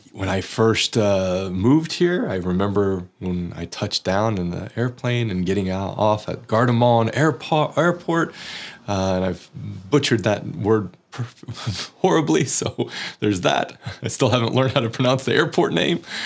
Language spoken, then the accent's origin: English; United States; moved away as an adult; now in Oslo, Norway; I was never ostracized in my workplace or in society for being American